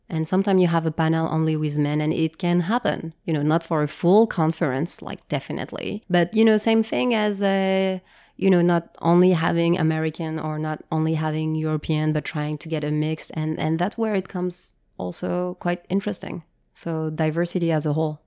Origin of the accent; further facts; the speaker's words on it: Japan; moved away; also born or lived in France; I grew up in Japan